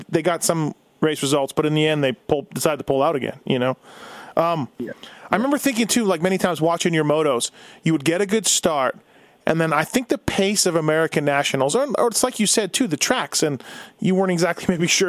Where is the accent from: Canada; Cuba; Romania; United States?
Canada; I'm Canadian